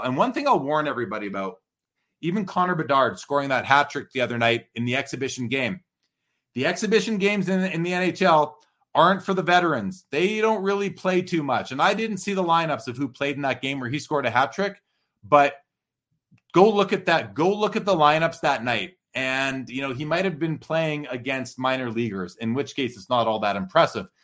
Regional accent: Canada; as a Canadian

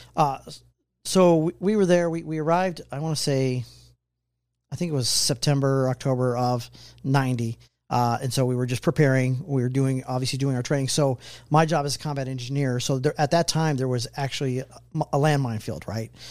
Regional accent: Richmond, California, United States; moved away as an adult; now in Kansas City, United States; originally from the Bay Area, Richmond, California.

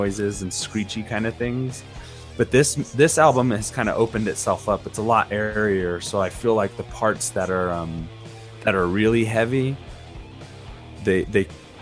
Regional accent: United States; as an American

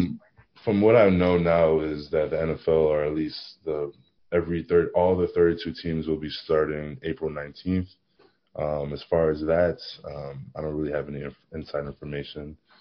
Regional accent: New Jersey, United States; also born or lived in Maplewood, New Jersey / Virginia Tech, Virginia; I'm born and raised pretty much in Harps, New Jersey. Um, I not move to Maplewood around I think 13 years old, 14 years old.

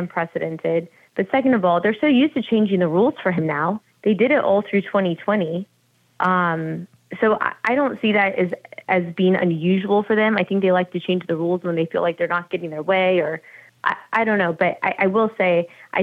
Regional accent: California, United States; I'm from California

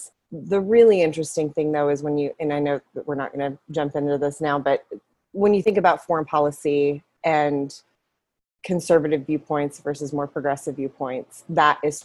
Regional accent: West Texas, United States; moved away; also born or lived in Lubbock, Texas; I grew up in West Texas

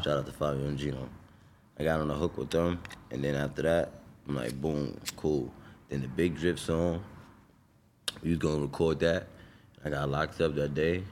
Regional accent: New York City, New York, United States; I'm from Brownsville

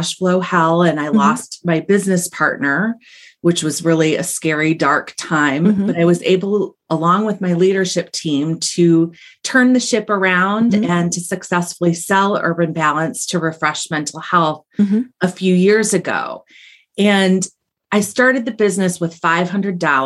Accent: Ohio, United States; I'm a Buckeye. I'm from Ohio

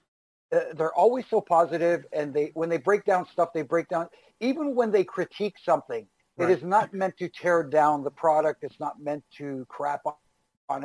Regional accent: Toronto, Ontario, Canada; As a young kid up here in Toronto, growing up in Toronto

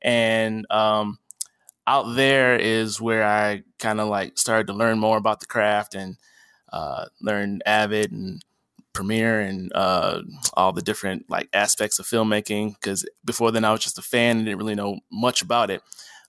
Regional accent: Dallas, Texas, United States; also born or lived in Michigan; I started off as just a movie fanboy from Texas. I was born in Michigan, but my mom and I moved to Dallas in fourth grade.

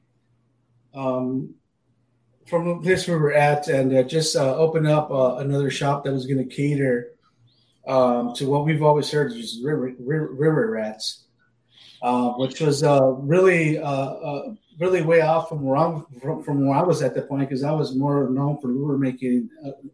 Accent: Anthony, Texas, United States; also born or lived in El Paso, Texas; now in Minnesota, United States; I was born in El Paso, Texas. I was raised in the suburb, Anthony, Texas, a small town, right on the border between Texas and New Mexico

